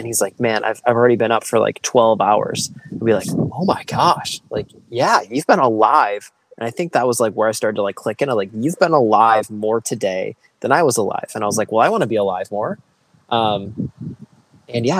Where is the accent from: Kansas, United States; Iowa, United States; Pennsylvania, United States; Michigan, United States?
Michigan, United States; I grew up in Michigan. I grew up in the country